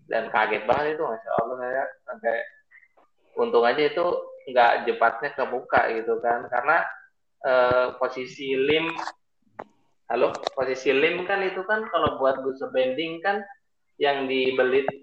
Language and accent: Indonesian; Bekasi, West Java, Indonesia; Saya dari Bekasi.